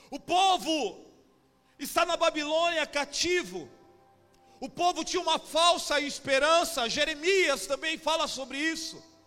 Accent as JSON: {"language": "Portuguese", "area": "Baixada Santista", "region": "São Paulo", "country": "Brazil", "said": "Sou lá da Baixada Santista"}